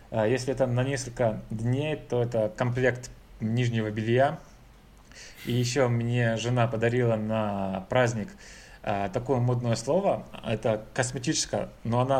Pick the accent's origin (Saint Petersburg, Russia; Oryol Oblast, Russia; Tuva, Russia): Saint Petersburg, Russia; говорю это как петербуржец уже.